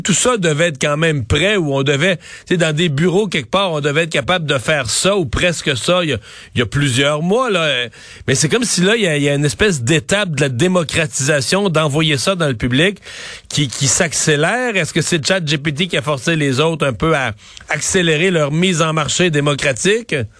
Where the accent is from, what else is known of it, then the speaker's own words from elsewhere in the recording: Cacouna, Quebec, Canada; je suis né à Kakuna, mais qui est Saint-Georges de Kakuna